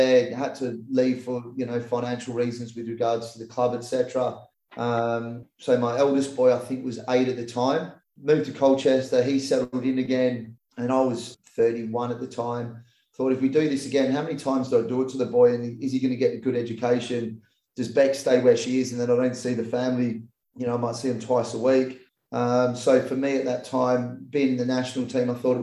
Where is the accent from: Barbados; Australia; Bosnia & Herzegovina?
Australia; I was an Aussie kid, and I classified myself as an Aussie, but grew up with English heritage